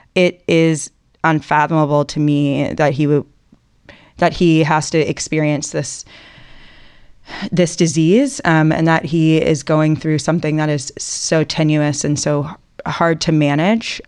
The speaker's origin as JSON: {"language": "English", "town": "Atlanta", "region": "Georgia", "country": "United States", "moved": "as an adult", "said": "I'm from Atlanta. I live here again now after being gone for about fifteen years"}